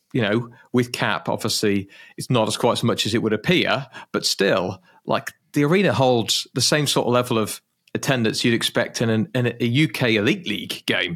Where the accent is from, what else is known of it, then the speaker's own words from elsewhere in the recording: United Kingdom; being British.